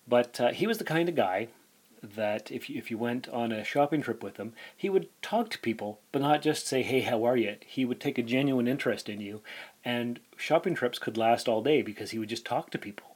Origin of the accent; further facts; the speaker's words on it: Sault Ste. Marie, Ontario, Canada; moved away as an adult; also born or lived in North Bay; now in Timmins, Canada; I was born in Sault Ste. Marie in 1976